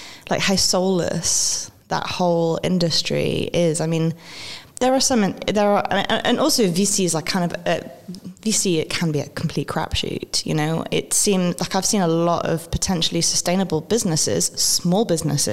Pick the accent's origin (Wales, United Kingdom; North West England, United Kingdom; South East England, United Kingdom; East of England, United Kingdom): Wales, United Kingdom; also born or lived in London / New Zealand / Chicago; now in Berlin, Germany; I grew up in Wales.